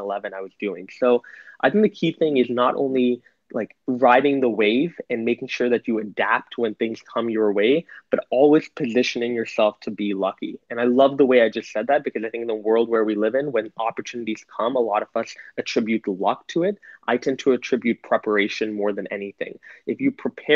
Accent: Canada; moved away as an adult; now in New York City, United States; I'm Canadian. I live in New York City, though, for the last year.

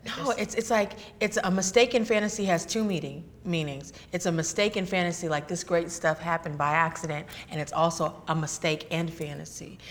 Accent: Northern California, United States; I'm from California. I was born born and raised here in California.

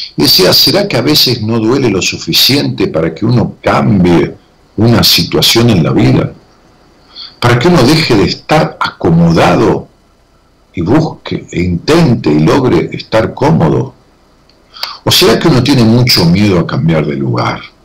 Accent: Ramos Mejía, Buenos Aires Province, Argentina; mi pueblo, Ramón Mejía, que le digo pueblo cariñosamente

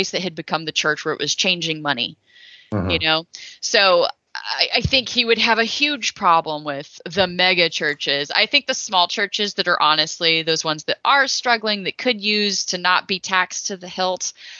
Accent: Texas, United States; I'm from Texas

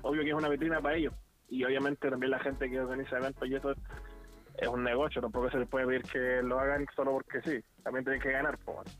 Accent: Concepción, Biobío, Chile; moved away as an adult; now in Santiago, Chile; yo en particular que soy de Conce, em, y tuve la suerte o, o, gracias a un montón de trabajo pude viajar a, Santiago a vivir

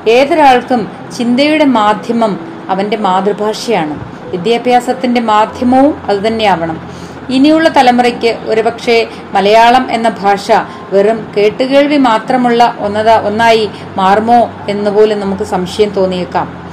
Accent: Kerala, India; first language Malayalam; നാം ജനിച്ചു വളർന്നത് എവിടെയാണ് കേരളത്തിലാണ്

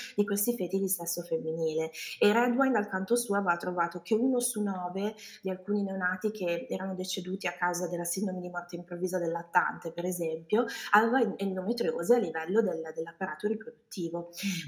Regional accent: Milan, Lombardy, Italy; moved away as an adult; also born or lived in California; now in United States; sono originaria di Milano

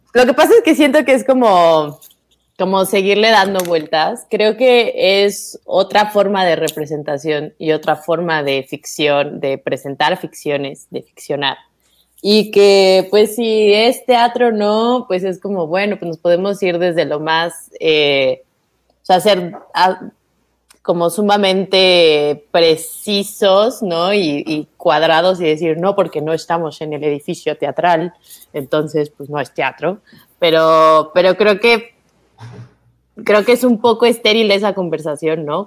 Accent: Mexico City, Mexico; los dos somos de la Ciudad de México

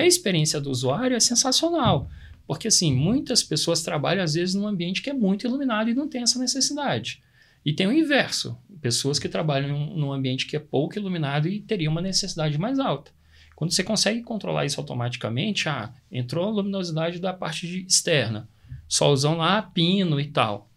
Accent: Brazil; A gente é brasileiro

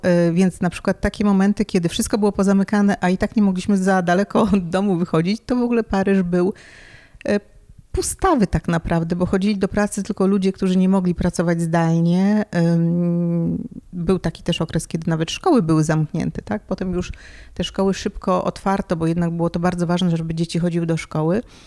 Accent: Warsaw, Masovian Voivodeship, Poland; moved away as an adult; now in Paris, France; Pochodzę z Warszawy i, i tam e, no, dorastałam, byłam tam całą swoją edukację

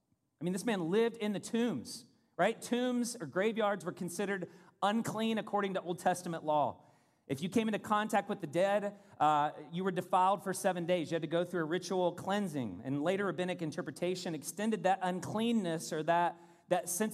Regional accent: Louisville, Kentucky, United States; moved away; also born or lived in South Florida; in Kentucky growing up, Louisville

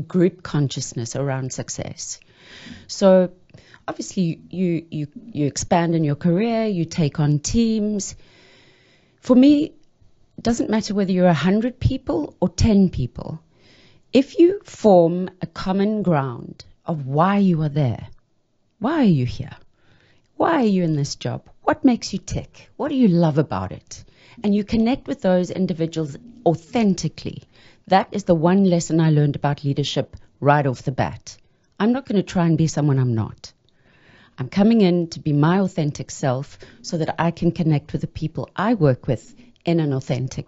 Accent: South Africa; I'm South African

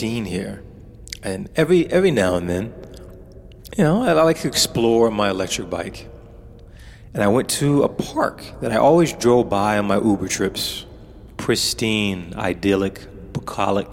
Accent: United States; as an American living in an ambience of crime and paranoia, violence

